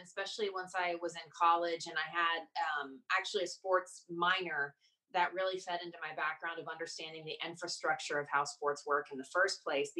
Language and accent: English; outside of Atlanta, Georgia, United States; growing up outside of Atlanta.